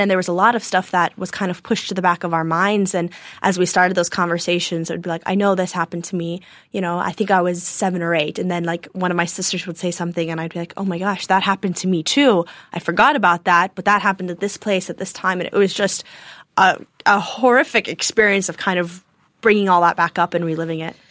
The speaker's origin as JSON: {"language": "English", "town": "Nashville", "region": "Tennessee", "country": "United States", "tie": "born or raised there", "also_born_or_lived": "Chicago, Illinois / Mayo, Ireland (ancestry)", "said": "we moved to Nashville, Tennessee, and, um, we've lived there for the last eighteen or nineteen years."}